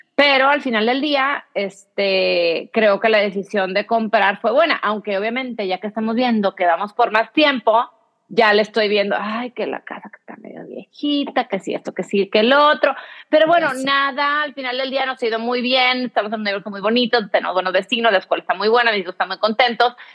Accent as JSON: {"language": "Spanish", "country": "Mexico", "tie": "born or raised there", "also_born_or_lived": "Texas, US (birthplace)", "moved": "as an adult", "lives_now": "United States"}